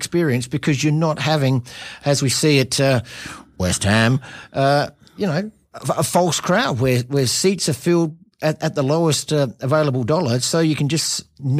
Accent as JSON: {"language": "English", "town": "Adelaide", "region": "South Australia", "country": "Australia", "tie": "born or raised there", "moved": "yes", "lives_now": "Perth, Australia", "said": "I grew up in Adelaide."}